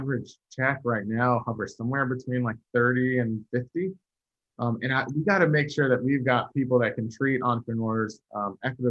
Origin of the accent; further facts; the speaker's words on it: Virginia, United States; I'm from Virginia